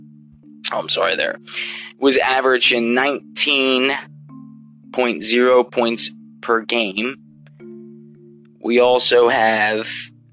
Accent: Philadelphia, Pennsylvania, United States; I'm a Philly fan, obviously. I'm from Philadelphia.

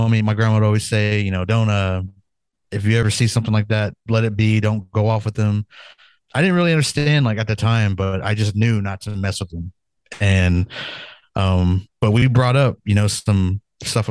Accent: Pawnee, Oklahoma, United States; I'm from Pawnee, Oklahoma, originally enrolled Pawnee Nation. Also Oto as well. But I grew up in Pawnee.

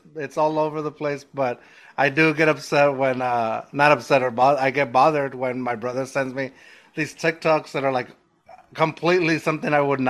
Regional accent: Texas, United States; now in San Antonio, United States; we're not even from San Antonio. We're actually from a border town

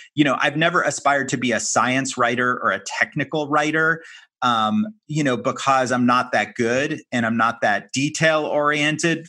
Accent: Miami, Florida, United States; also born or lived in San Francisco; my hometown of Miami

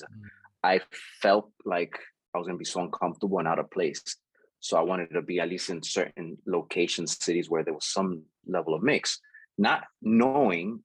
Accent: Jersey City, New Jersey, United States; I grew up in Jersey City, Union City area

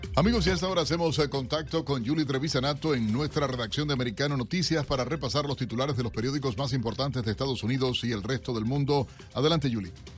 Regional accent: Cuba; moved away; Somos cubanos, americanos con mucha honra

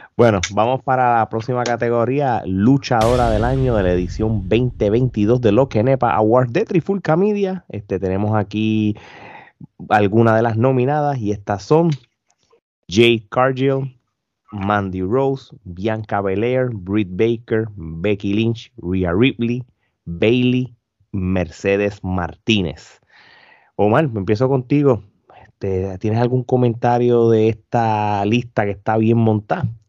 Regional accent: Puerto Rico; nosotros no somos regionales, pero somos boricuas

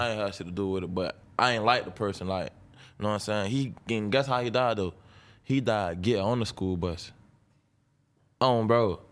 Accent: Jacksonville, Florida, United States; I'm from Jacksonville, north side of Jacksonville

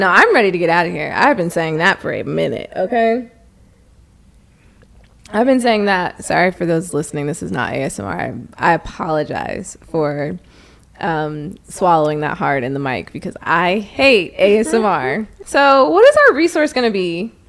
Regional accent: Arizona, United States; moved away; Okay, so I'm from Arizona. Well, I'm not from Arizona, but I grew up in Arizona.

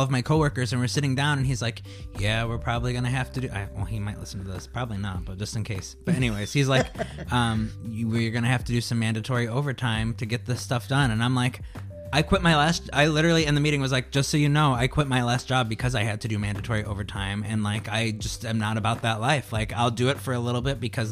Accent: Indiana, United States; moved away; I grew up in Indiana and I was gay and I had to escape

